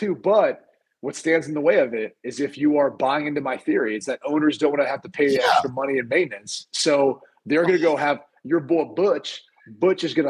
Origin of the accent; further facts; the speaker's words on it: Columbus, Ohio, United States; I grew up in Columbus